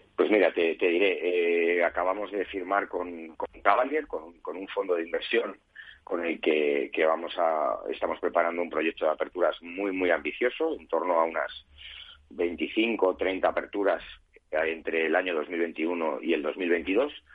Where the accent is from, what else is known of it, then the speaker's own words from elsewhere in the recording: Spain; somos la gente española somos muy de salir a la calle